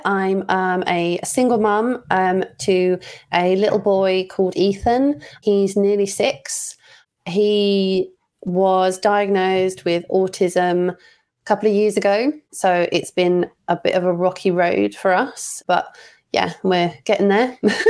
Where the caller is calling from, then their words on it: England, United Kingdom; I'm calling from England, UK